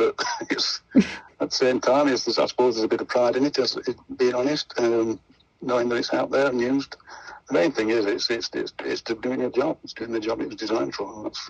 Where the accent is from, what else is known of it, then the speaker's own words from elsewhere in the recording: Sheffield, Yorkshire and the Humber, United Kingdom; Well, I'm born and bred in Sheffield.